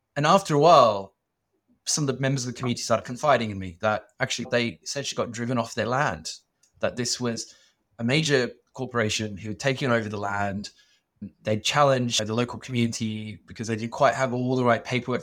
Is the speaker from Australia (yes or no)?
yes; Sydney, New South Wales, Australia; I grew up in Sydney, in Australia, and we were migrants